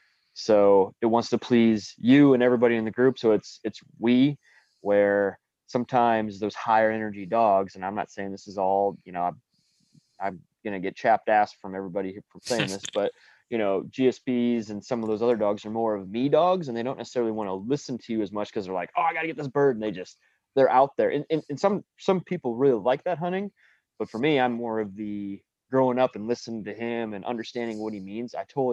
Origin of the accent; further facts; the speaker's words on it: Guttenberg, Iowa, United States; I'm from Guttenberg, Iowa.